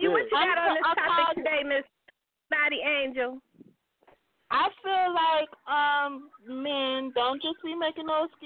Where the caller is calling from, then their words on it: Atlanta, Georgia, United States; I'm calling from Atlanta